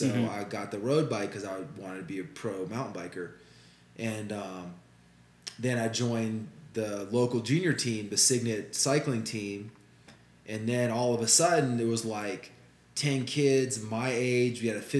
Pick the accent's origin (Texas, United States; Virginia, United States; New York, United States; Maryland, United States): Virginia, United States; Richmond; moved away as an adult; I was born in Richmond, Virginia. Okay. I grew up there. Graduated high school there in 92.